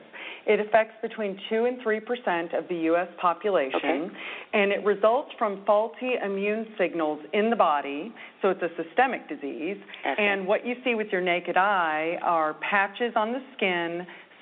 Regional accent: Laguna Beach, California, United States; I grew up in Laguna Beach, in Southern California.

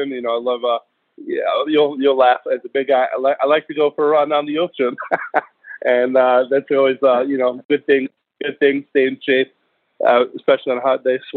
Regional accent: New York, United States; moved away; also born or lived in Washington State / Coastal Carolina / Tampa; I'm originally from New York.

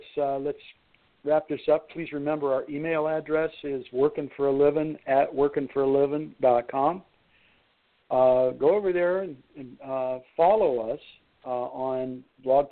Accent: Lordstown, Ohio, United States; Lordstown, Ohio, my hometown there, Youngstown

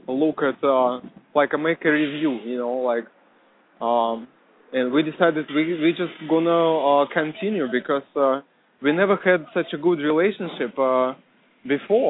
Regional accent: Russia; now in United States; I'm from Russia

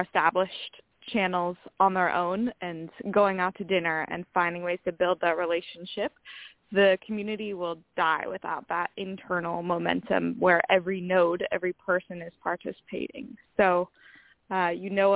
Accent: Minnesota, United States; now in San Diego, United States; I grew up in Minnesota

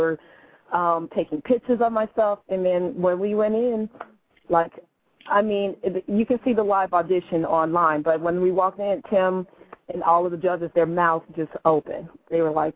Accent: Chicago, Illinois, United States; moved away; I am from the Chi, 312.

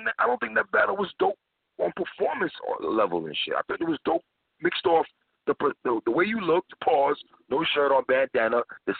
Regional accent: New York City, New York, United States; I'm from Brooklyn

